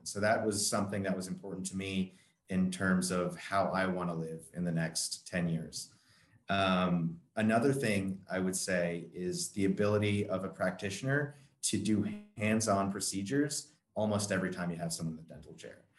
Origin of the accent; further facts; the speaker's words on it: Long Island, New York, United States; so I'm from Long Island, New York